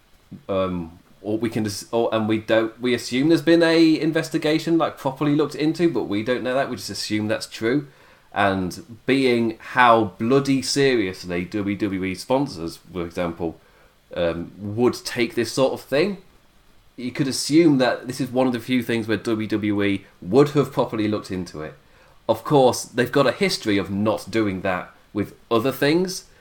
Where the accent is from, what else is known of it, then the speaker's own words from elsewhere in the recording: England, United Kingdom; I'm English